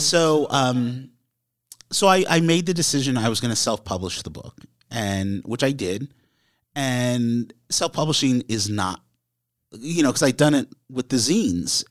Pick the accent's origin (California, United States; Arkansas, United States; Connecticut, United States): Connecticut, United States; where I grew up in Connecticut